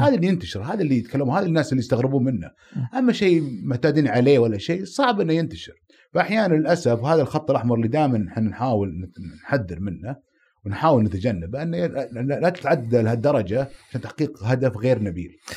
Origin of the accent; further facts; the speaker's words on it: Saudi Arabia; أنا سعودي